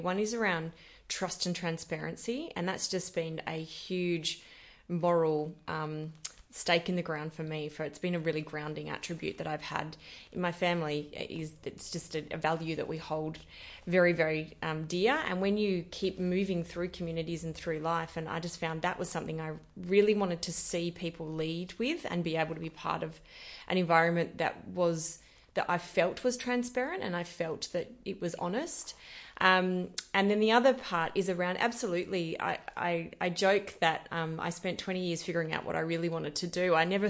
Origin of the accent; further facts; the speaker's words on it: Esperance, Western Australia, Australia; I have so many fond memories of Esperance. It was such a wonderful farming community and small community in the country. I grew up in a reasonably large family.